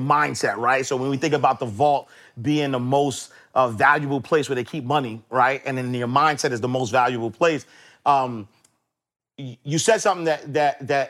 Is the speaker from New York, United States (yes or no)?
yes; New York City, New York, United States; growing up in Harlem, I didn't have role models